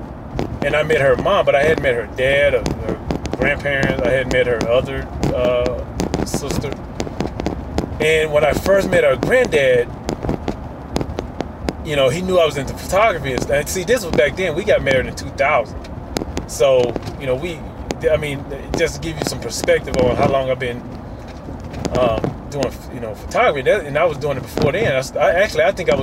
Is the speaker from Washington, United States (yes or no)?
no; Mississippi, United States; I'm from Mississippi